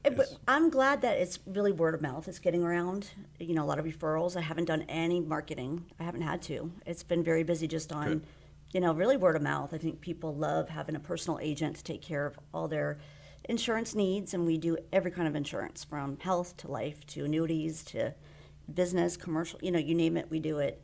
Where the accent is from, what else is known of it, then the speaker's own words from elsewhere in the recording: South Florida, United States; moved away as an adult; also born or lived in The Woodlands, Texas; now in Walden, United States; I am from South Florida